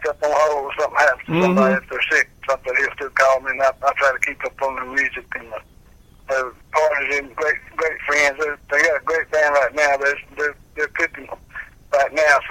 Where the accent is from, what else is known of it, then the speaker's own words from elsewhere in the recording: Fries, Virginia, United States; moved away; also born or lived in Danville, Virginia; I was born and raised in Freed, Virginia, which around Galax